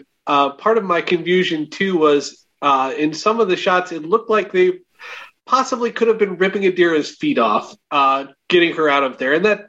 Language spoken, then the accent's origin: English; Schaumburg, Illinois, United States; I'm from Schaumburg.